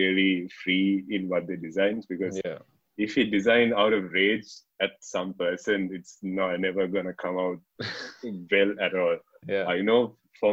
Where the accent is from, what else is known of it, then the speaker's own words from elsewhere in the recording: Kandy, Central Province, Sri Lanka; I'm from Kandy originally.